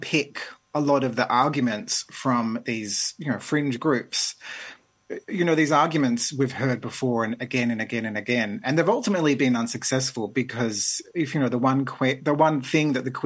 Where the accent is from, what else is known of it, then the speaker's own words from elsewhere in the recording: Melbourne, Victoria, Australia; now in Adelaide, Australia; I grew up in Melbourne